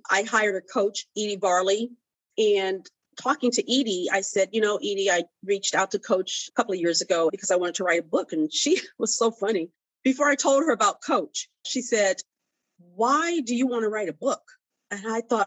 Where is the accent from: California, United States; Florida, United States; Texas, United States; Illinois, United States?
Florida, United States; Miami; You're from my hometown